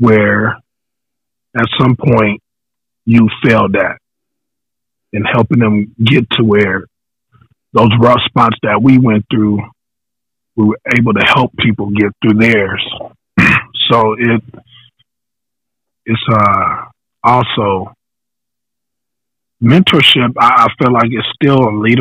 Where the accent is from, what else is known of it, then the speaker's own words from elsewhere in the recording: Riverside, California, United States; I'm from Eastside Riverside, California